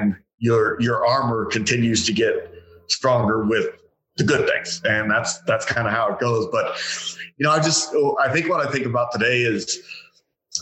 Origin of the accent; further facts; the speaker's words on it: Phoenix, Arizona, United States; I was born and raised here in the Valley